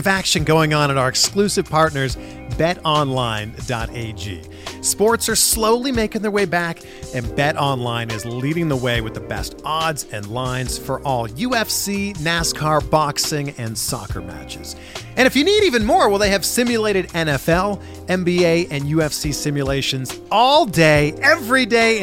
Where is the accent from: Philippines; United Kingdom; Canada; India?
Canada; born or raised there; now in United States